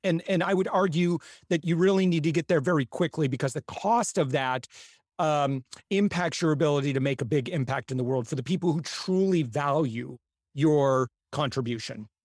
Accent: Midwest, United States; I'm from the Midwest

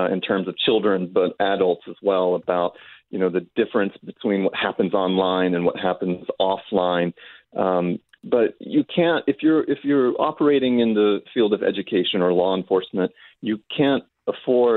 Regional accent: Austin, Texas, United States; I'm from Austin, Texas

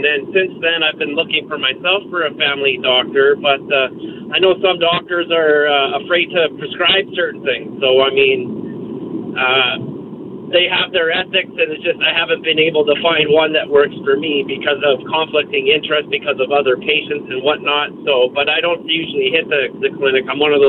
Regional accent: Surrey, British Columbia, Canada; now in Port Coquitlam, Canada; I grew up in Surrey.

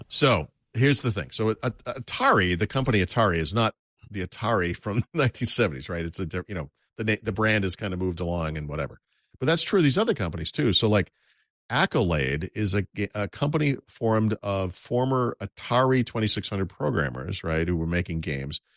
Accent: United States; I am an American

